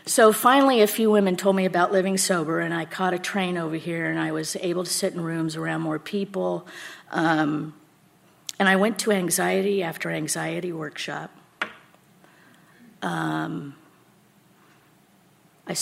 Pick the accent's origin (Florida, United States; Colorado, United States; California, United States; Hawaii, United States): California, United States; El Cerrito; also born or lived in Martinez, California; I was scooped up out of foster care in the city of El Cerrito